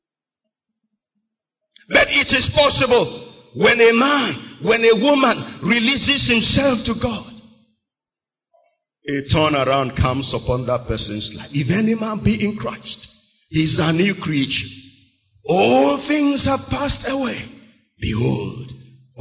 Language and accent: English; Onitsha, Anambra, Nigeria; I was born and raised in Onitsha